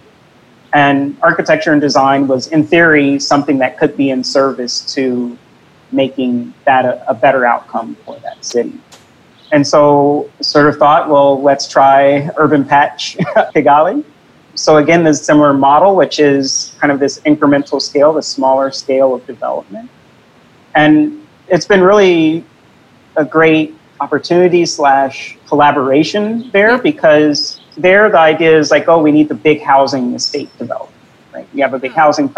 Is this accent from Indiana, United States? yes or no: yes; Indianapolis, Indiana, United States; now in New York City, United States; I'm from Indianapolis, as I mentioned earlier, and so the neighborhood I grew up had a lot of the issues